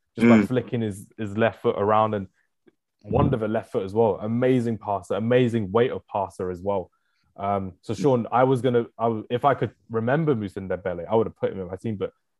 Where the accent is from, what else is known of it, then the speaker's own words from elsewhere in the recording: London, United Kingdom; from South London.